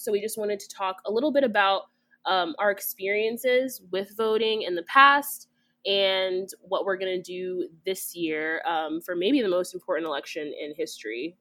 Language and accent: English; Kansas, United States; now in Illinois, United States; Kansas is my home state